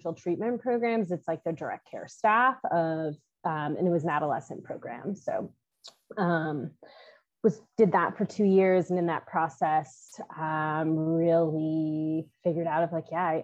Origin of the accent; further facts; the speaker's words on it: Midwest, United States; moved away as an adult; also born or lived in North Carolina; I'm originally from the Midwest